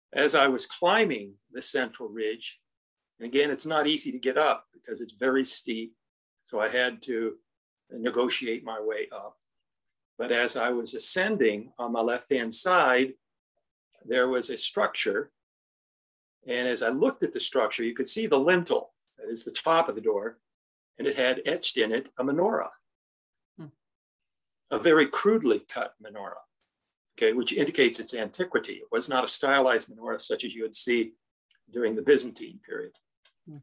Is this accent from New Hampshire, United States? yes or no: no; Indiana, United States; I come from Indiana